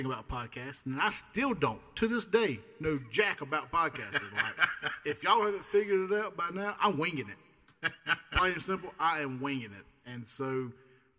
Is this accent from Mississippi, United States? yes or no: yes; Clara, Mississippi, United States; born and raised here in Mississippi